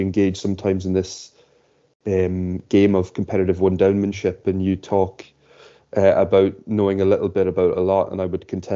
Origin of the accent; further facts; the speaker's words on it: Ireland; we both share the same experience of growing up in Ireland